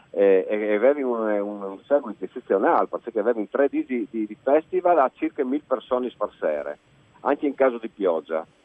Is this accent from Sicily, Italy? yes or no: no; Friuli-Venezia Giulia, Italy; sono di Furlans